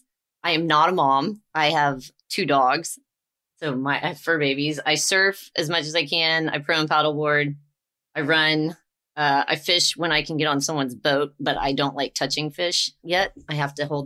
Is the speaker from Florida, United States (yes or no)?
no; Texas, United States; moved away as an adult; also born or lived in San Clemente, California; now I'm back home in Texas